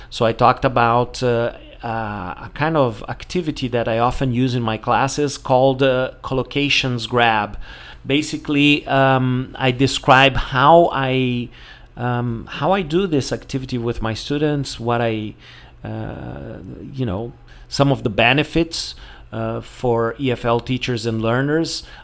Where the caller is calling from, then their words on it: Porto Alegre, Rio Grande do Sul, Brazil; English is a second language; I'm speaking from Porto Alegre in the south of Brazil.